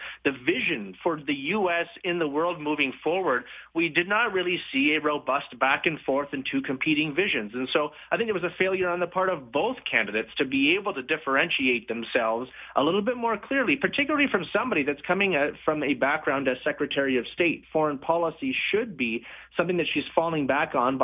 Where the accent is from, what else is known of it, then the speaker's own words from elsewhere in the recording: Canada; as a Canadian